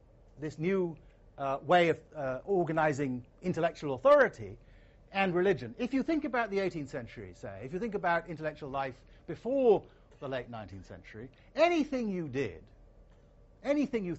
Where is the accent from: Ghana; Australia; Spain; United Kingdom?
Ghana; Asante, Ashanti; coming into the country that I grew up in, Ghana, the society that I grew up in, Asante